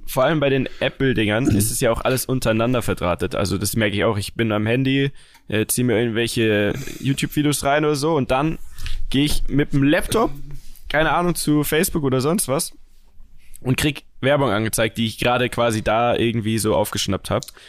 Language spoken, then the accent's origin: German; Bavaria, Germany; ich komme ja aus Bayern. Also wir kommen ja alle aus Bayern